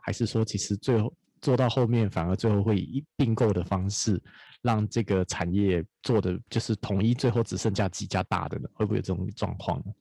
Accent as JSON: {"language": "Chinese", "country": "Taiwan", "said": "在台湾生活，我觉得蛮高兴"}